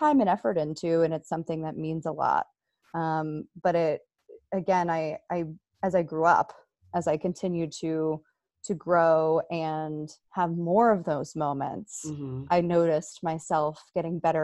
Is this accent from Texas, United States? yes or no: no; right outside of Philadelphia, Pennsylvania, United States; I am from Pennsylvania, right outside of Philadelphia. I grew up there.